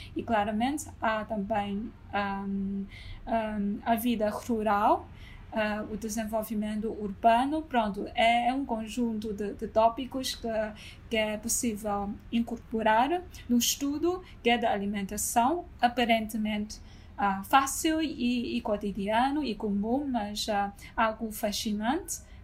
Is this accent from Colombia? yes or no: no; China; moved away; also born or lived in Lisbon, Portugal; sou chinesa